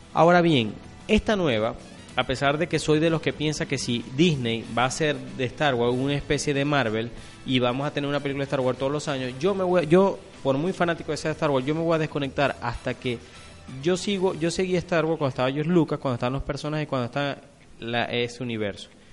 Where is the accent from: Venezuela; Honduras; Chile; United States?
Venezuela; nosotros como venezolanos